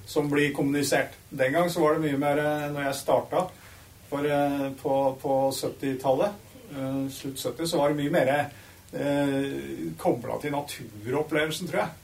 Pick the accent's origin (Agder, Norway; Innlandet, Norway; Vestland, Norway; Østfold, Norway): Innlandet, Norway; Dokka; Jeg er jo vokst opp i litt grisgrendt strøk